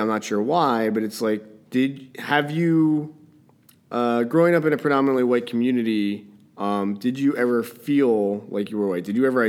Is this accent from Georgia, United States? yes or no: no; New Jersey, United States; That's because I'm from Jersey, and I think I'm a little bit of a dick when it comes to that.